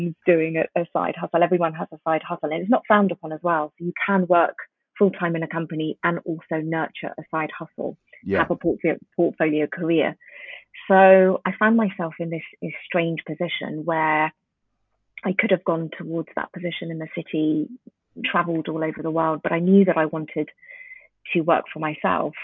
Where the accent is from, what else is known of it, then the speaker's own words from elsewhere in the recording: London, United Kingdom; English is a second language; also born or lived in Tanzania; I moved to London with my family when I was around 5 or 6. And I didn't speak a word of English